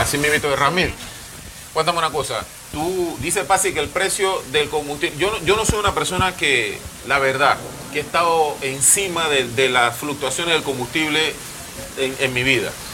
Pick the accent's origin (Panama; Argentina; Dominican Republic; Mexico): Panama